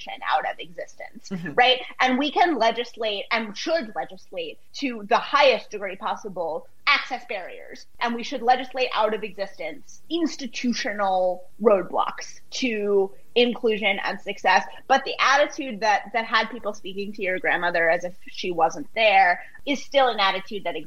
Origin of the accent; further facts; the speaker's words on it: United States; I'm American